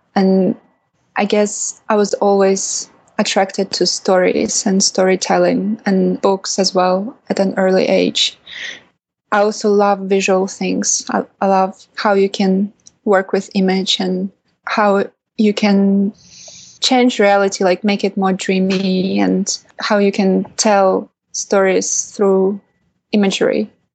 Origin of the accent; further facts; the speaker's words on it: Kaliningrad Oblast, Russia; I was born in Kaliningrad, which is a city in Western Russia or Eastern Europe.